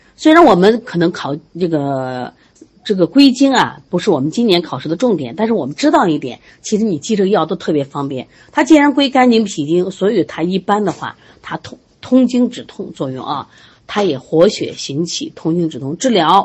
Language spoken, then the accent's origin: Chinese; Shandong, China; 我就是山东人